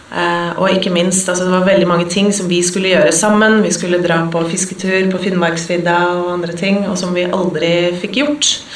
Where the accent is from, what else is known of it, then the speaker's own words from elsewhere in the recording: Oslo, Norway; jeg vokste opp eh, midt i Majorstukrysset